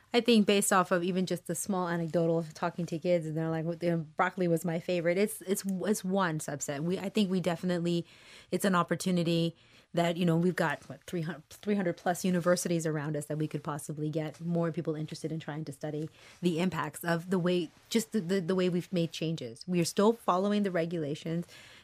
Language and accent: English; Michigan, United States; born there; All the way up to Michigan, because I was born in Michigan.